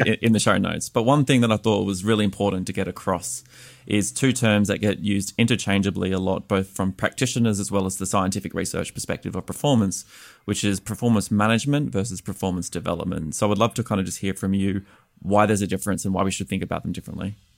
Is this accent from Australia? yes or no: yes; Australia; moved away as an adult; now in United States; I'm an Australian expat living here in the United States